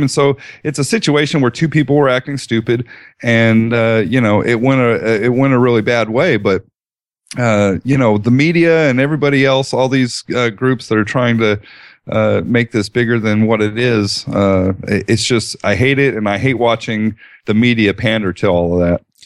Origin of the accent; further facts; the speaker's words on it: Colorado, United States; now in Dallas, United States; I did some growing up in Colorado